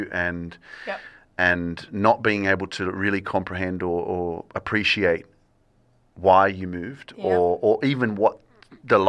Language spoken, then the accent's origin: English; Australia; I'm Polish, but I was born in Australia